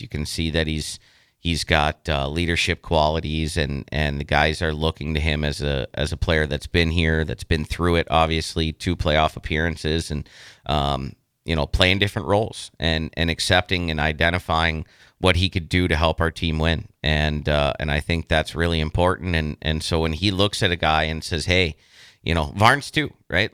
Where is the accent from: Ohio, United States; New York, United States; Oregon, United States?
Ohio, United States; Youngstown; now in Lincoln, United States; I'm from Youngstown. I've coached the Phantoms. My whole family's there